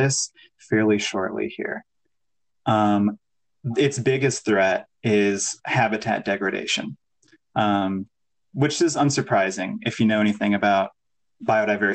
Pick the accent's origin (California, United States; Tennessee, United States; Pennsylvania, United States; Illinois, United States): Illinois, United States; Northern; moved away as an adult; now in Iowa, United States; I grew up in Northern Illinois, kind of outside the Chicagoland area